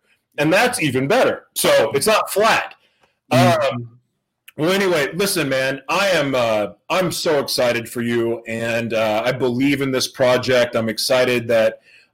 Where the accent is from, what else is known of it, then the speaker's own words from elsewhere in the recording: Oklahoma City, Oklahoma, United States; moved away; I'm from Oklahoma City